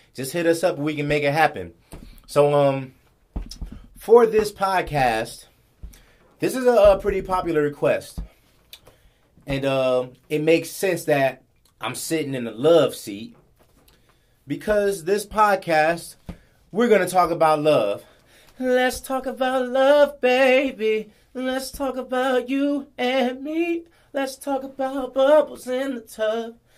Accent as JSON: {"language": "English", "town": "Los Angeles", "region": "California", "country": "United States", "tie": "born or raised there", "moved": "as an adult", "lives_now": "Guam", "said": "growing up in in LA, growing up in South Central, I wasn't around Asian people"}